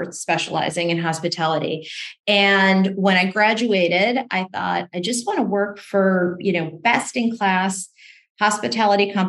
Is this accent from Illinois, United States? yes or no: yes; Chicago, Illinois, United States; I grew up in the Midwest, and the story starts in Chicago.